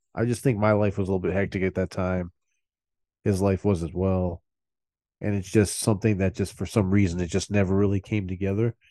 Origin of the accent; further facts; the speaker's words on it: Milford, United States; where the record store is, is right down the street from where I grew up